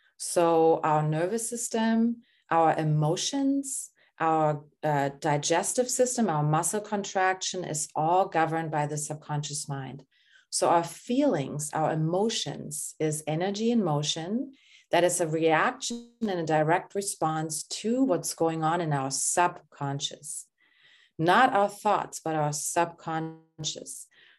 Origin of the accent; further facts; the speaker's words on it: Germany; moved away; I'm originally from Germany